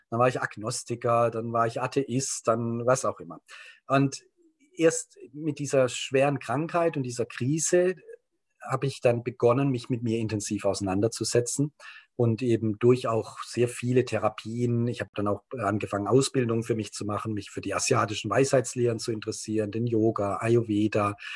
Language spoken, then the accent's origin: German; Germany; ich komme aus Deutschland, bin auch sehr stark geprägt durch den Krieg, so als Kriegsenkelkind